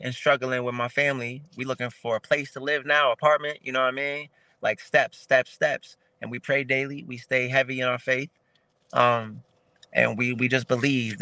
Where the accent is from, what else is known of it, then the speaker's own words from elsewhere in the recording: Springfield, Massachusetts, United States; I'm from Springfield, Mass. My city ain't big. Not a lot of us make it out of here.